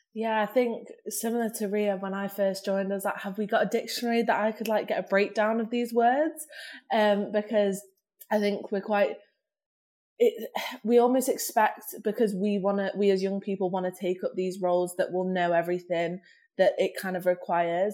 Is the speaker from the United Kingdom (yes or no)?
yes; Manchester, North West England, United Kingdom; growing up in Manchester